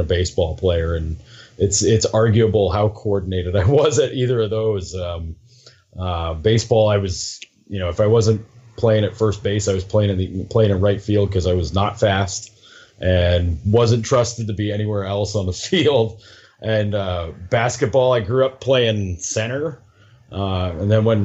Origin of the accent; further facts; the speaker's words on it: Waterford, New York, United States; moved away as an adult; now in Buffalo, United States; I'm from the Albany area, to be more specific, a town called Waterford